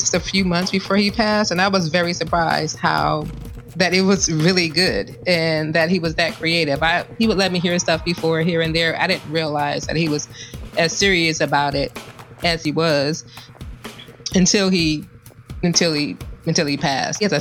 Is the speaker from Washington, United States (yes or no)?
no; Los Angeles, California, United States; We are actually from Los Angeles